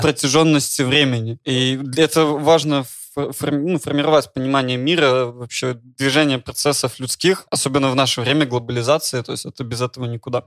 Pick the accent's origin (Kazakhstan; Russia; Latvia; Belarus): Belarus; moved away; also born or lived in Ukraine; я из Беларуси